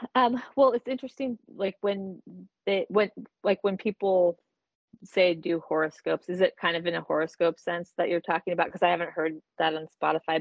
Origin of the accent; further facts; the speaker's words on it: Portland, Oregon, United States; I grew up in Portland, actually, in Northeast